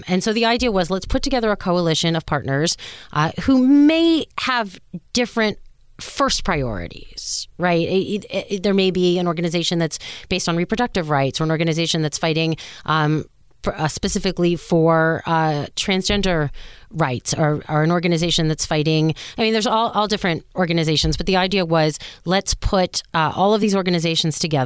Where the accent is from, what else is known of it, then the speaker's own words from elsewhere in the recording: Miami, Florida, United States; I grew up in Miami, born and raised